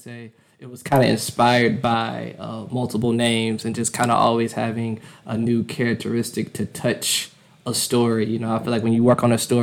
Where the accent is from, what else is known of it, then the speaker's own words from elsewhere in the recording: Atlanta, Georgia, United States; I was born in Grady Hospital in Atlanta, but I was raised like right outside the city, pretty much like 30 minutes south